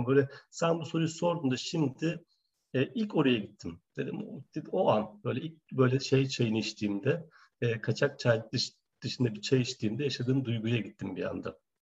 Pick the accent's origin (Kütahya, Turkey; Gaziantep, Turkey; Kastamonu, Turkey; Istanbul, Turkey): Gaziantep, Turkey; moved away as an adult; also born or lived in Ankara; ben Antepliyim